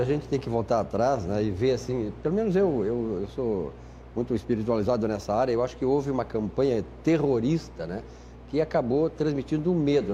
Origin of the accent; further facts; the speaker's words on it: Uruguaiana, Rio Grande do Sul, Brazil; now in Porto Alegre, Brazil; eu cito Uruguaiana porque é minha terra